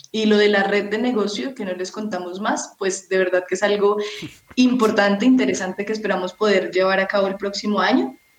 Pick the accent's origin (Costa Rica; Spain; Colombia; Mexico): Colombia; como colombianos, eh, si, tenemos ese sentido de pertenencia por nuestro país